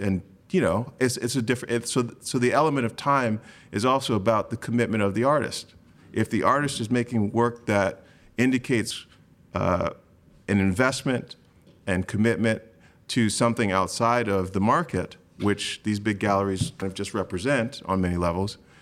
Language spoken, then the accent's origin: English; Grand Rapids, Michigan, United States; I was born in Grand Rapids, Michigan.